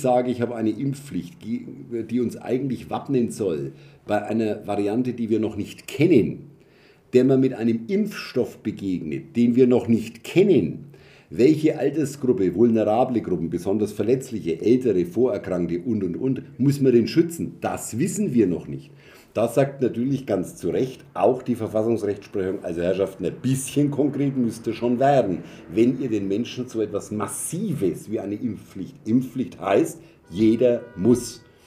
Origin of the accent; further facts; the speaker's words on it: Germany; als Deutsche